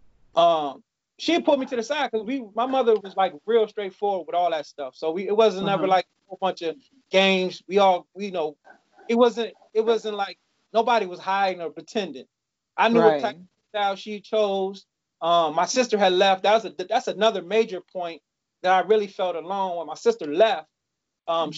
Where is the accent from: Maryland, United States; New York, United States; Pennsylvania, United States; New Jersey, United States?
Maryland, United States; also born or lived in Ohio / Washington, D.C.; We moved to Maryland with my grandmother in like 80